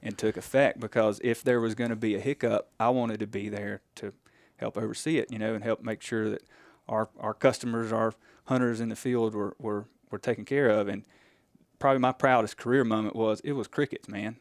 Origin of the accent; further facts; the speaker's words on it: Silver Creek, Mississippi, United States; I am originally from Silver Creek, Mississippi.